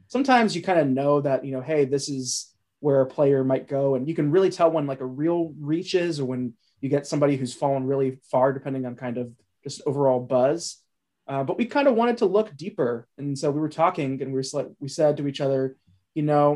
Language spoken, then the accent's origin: English; Cincinnati, Ohio, United States; moved away; I'm from Cincinnati originally